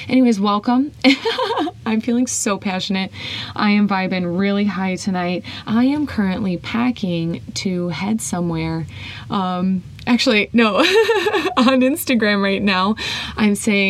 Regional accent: Whiting, Indiana, United States; I was really comfortable in my hometown, Whiting, Indiana.

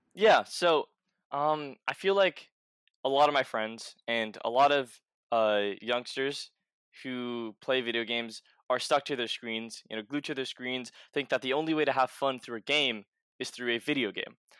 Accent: New York City, New York, United States; I grew up in New York City

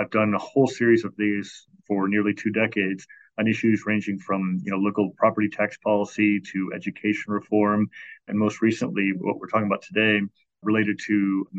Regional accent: Chicago, Illinois, United States; born or raised there

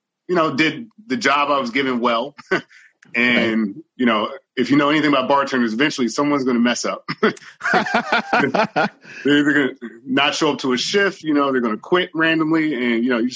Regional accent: Maryland, United States; moved away as an adult; also born or lived in New Jersey / Washington, D.C.; But I'm originally from Maryland.

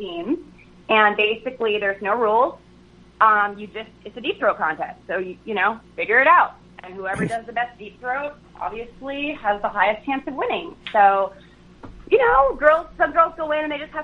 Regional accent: New York, United States; I'm a New Yorker too

